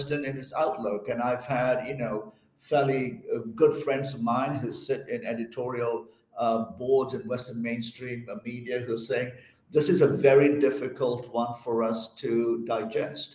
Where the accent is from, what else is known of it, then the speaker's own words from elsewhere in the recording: Malaysia; moved away; I'm originally from Malaysia